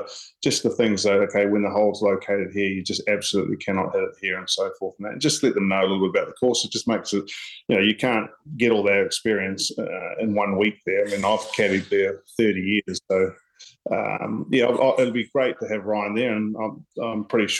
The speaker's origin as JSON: {"language": "English", "town": "Paraparaumu", "region": "Wellington", "country": "New Zealand", "tie": "born or raised there", "said": "at my home course where I grew up at Paraparaumu Beach"}